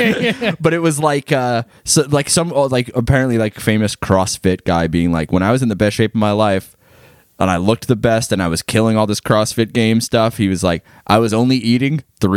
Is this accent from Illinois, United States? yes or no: no; Long Island, New York, United States; moved away as an adult; also born or lived in Albany; I left Long Island when I was like 18 and I lived in Albany, which is like a city where it's like I could like get around on my bike or like the bus.